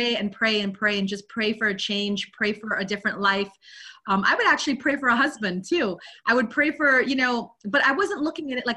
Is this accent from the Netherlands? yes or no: no; Guyana; moved away; also born or lived in London, United Kingdom; I was born in London, but I grew up in Guyana, South America.